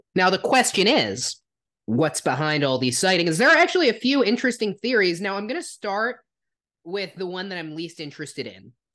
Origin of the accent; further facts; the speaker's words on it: New Jersey, United States; my home state, which is New Jersey